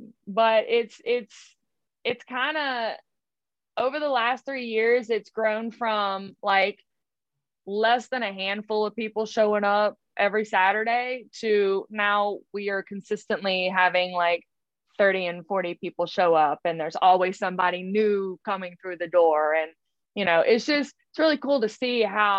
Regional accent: Scotland, United Kingdom; Those are the yeah, games girl. For me. I'm Scottish.

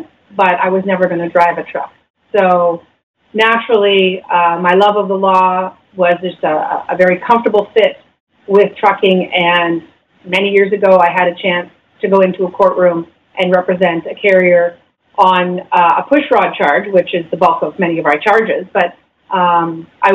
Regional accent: London, Ontario, Canada; now in Grimsby, Canada; I'm from London.

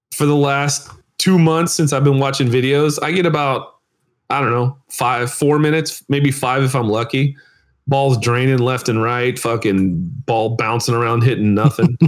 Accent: United States; I'm American.

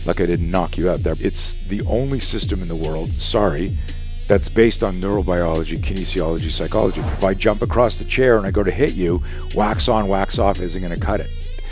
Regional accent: Canada; we grew up in Canada

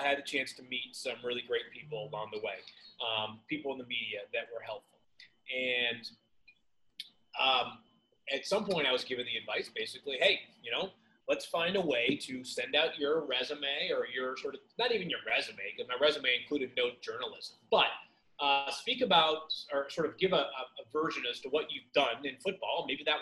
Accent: Massachusetts, United States; I am from Massachusetts. I actually still live in Massachusetts

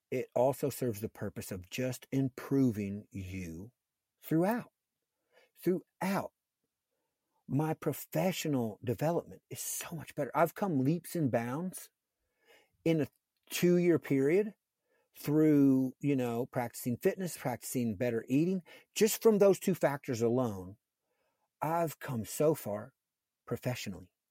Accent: a fairly large town near Cincinnati, Ohio, United States; I lived in a fairly large town near Cincinnati

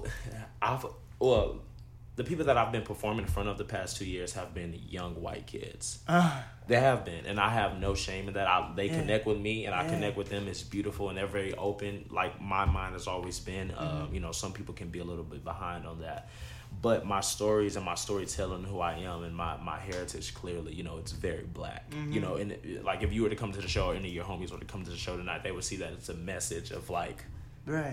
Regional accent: Texas, United States; growing up in Texas, it was just, from high school, I was in the suburbs

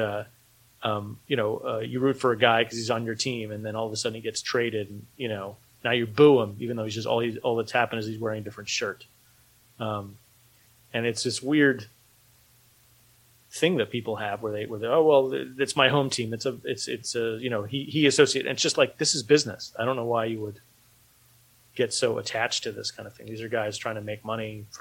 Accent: United States; moved away as an adult; also born or lived in Philadelphia area; now in Philadelphia, United States; I'm from New York

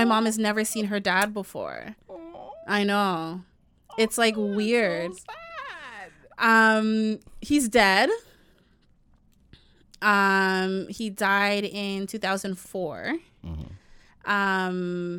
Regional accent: Jamaica; And y'all wonder why I say I don't want to date a Jamaican man, even though I'm Jamaican.

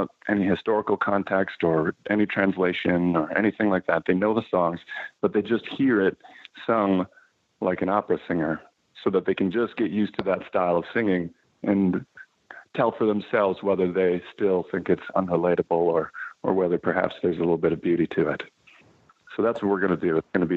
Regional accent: Fox Valley, Wisconsin, United States; moved away as an adult; also born or lived in Milwaukee, Wisconsin / Boston; now in New York, United States; I was born in Milwaukee and raised in the Fox Valley, Wisconsin. So I grew up about 45 minutes

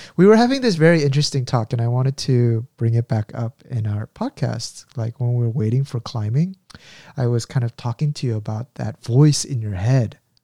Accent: United States; I grew up in the States

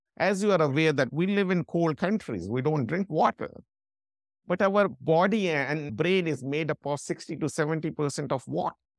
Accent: India; moved away as an adult; also born or lived in London; I'm from India

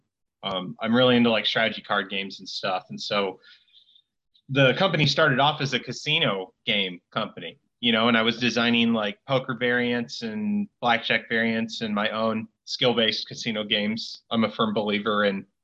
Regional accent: Iowa, United States; moved away as an adult; now in Las Vegas, United States; I'm from the Midwest, I'm from Iowa, and right when I turned 21, I moved out here

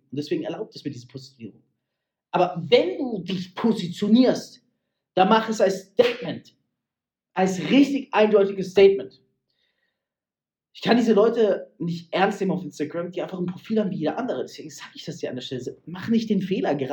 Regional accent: Freiburg, Baden-Württemberg, Germany; hey, in Deutschland, in Freiburg im Preisgott, zack, in dem Ort, wo ich herkomme.

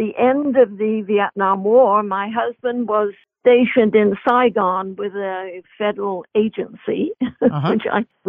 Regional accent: London, United Kingdom; moved away as an adult; also born or lived in Bangkok, Thailand / Bogota, Colombia / Madrid, Spain; I'm from England, and I sort of grew up in swinging London, working for a newspaper there.

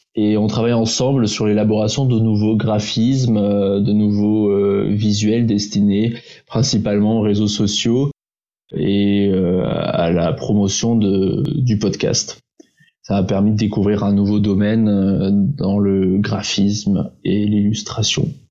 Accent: Prague, Czechia; moved away as an adult; also born or lived in Toulouse; je suis franco-tchèque. Je viens de Prague où j'ai grandi.

